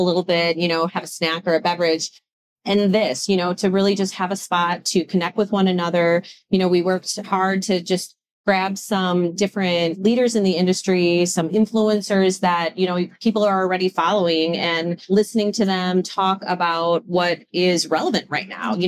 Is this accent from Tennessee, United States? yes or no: no; Wisconsin, United States; I'm from Wisconsin.